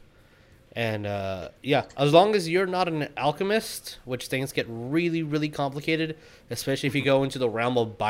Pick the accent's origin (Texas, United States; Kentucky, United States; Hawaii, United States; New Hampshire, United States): Texas, United States; we're from Texas